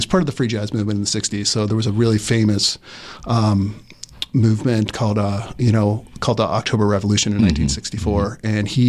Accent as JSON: {"language": "English", "town": "Lilburn", "region": "Georgia", "country": "United States", "tie": "born or raised there", "said": "I grew up outside of Atlanta in Lilburn, Georgia"}